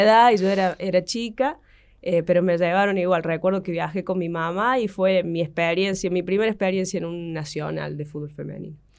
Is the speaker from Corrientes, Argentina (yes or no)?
no; Río Cuarto, Córdoba, Argentina; nosotros somos de Banda Norte